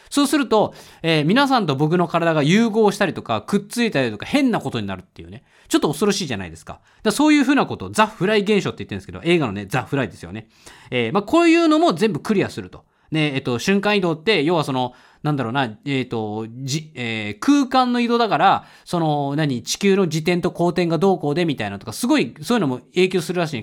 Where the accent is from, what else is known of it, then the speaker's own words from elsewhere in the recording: Tokyo, Japan; 東京、生まれ、東京育ちだからさ、東京住みなんだけれども